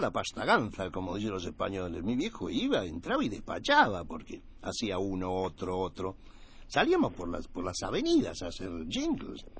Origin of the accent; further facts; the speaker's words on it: Buenos Aires, Argentina; Nací acá en Capital Federal